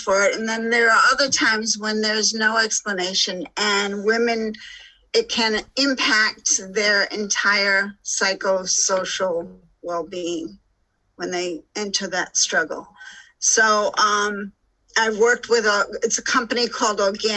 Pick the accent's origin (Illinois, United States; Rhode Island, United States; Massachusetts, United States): Rhode Island, United States; moved away; also born or lived in Alaska / Boulder, Colorado / Park City, Utah / Lake Tahoe; I'm originally from Rhode Island. So this is my home. I actually live on a boat and I walk the same streets that I walked when I was six.